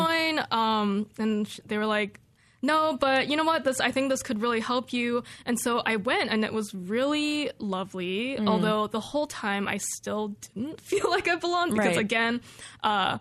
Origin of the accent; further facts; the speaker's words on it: California, United States; moved away as an adult; now in Corvallis, United States; when I was growing up in California